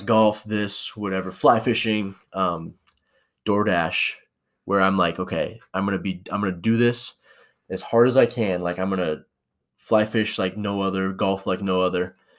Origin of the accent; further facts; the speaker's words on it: Spokane, Washington, United States; moved away as an adult; also born or lived in St. Maries, Idaho; now in Boise, United States; I'm from Spokane, Washington, and Saint Mary's